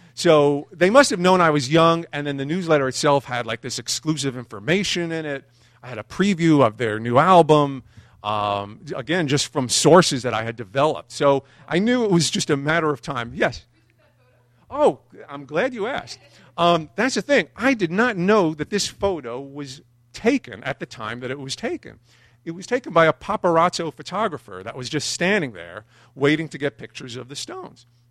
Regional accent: New York City, New York, United States; growing up in Brooklyn

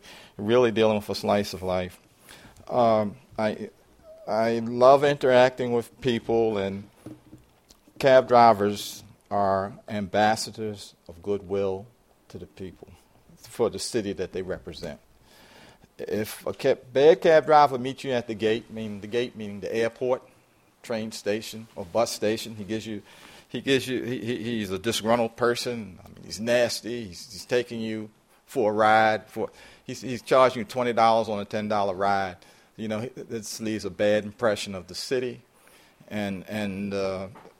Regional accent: Baltimore, Maryland, United States; this is my hometown. I mean, I'm a native Baltimorean, lived there all my life.

